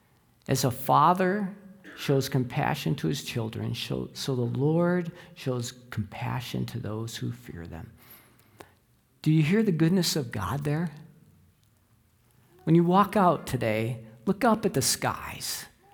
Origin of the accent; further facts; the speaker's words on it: Chicago, Illinois, United States; I grew up in the Chicago area, and at a young age, I was indoctrinated to be a Chicago Bears fan.